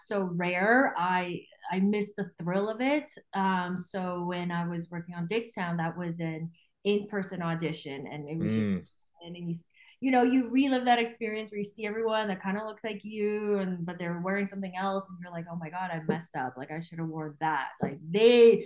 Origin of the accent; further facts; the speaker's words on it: Vancouver, British Columbia, Canada; moved away as an adult; also born or lived in Taiwan / New York City; now in Toronto, Canada; I grew up in Vancouver